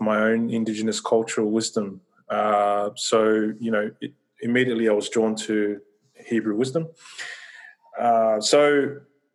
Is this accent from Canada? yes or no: no; Australia; I was born and raised here in Australia